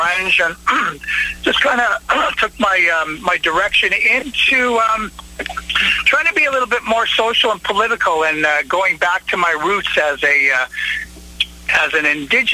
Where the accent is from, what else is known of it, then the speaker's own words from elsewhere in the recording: Winnipeg, Manitoba, Canada; I'm from Winnipeg, Canada